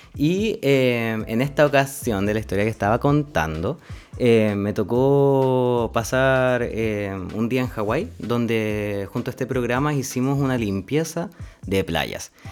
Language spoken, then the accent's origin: Spanish; Linares, Maule, Chile; now in Valdivia, Chile; soy oriundo de Linares, nací en la ciudad de Linares, en la región del Maule